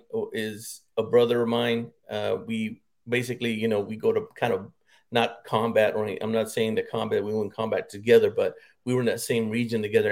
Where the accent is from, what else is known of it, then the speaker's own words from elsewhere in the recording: Harlingen, Texas, United States; moved away as an adult; also born or lived in Bamberg, Germany / Fort Hood, Texas; I grew up in South Texas, born and raised in Harlingen, Texas. Was there until I was 19